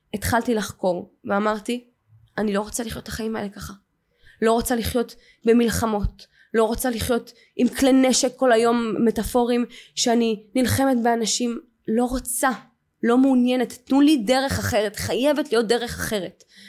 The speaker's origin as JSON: {"language": "Hebrew", "town": "Ramat Gan", "region": "Tel Aviv District", "country": "Israel", "tie": "born or raised there", "said": "וגדלתי אה, וגד, בשכונה כאילו טובה ברמת גן"}